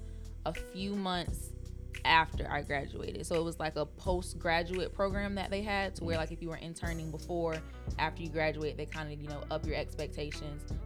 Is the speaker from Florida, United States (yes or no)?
yes; Jacksonville, Florida, United States; I'm born and raised in Duval.